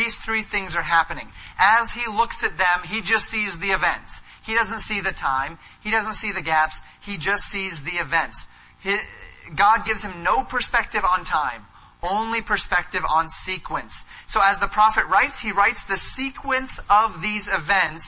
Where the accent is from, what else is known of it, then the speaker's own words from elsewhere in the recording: Colorado, United States; growing up in Colorado, we would go up to the mountains